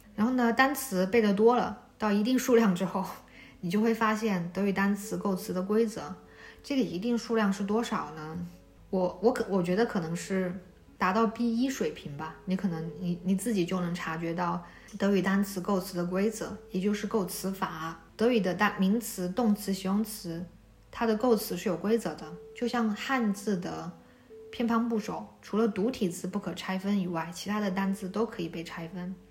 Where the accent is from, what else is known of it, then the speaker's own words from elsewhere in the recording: China; 我是在县城长大的，我们那个县城可能比较落后吧